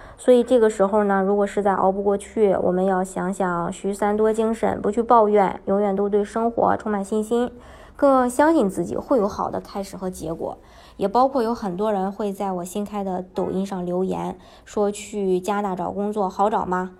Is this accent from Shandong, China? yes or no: yes; Shandong, China; moved away as an adult; now in Canada; 我是山东的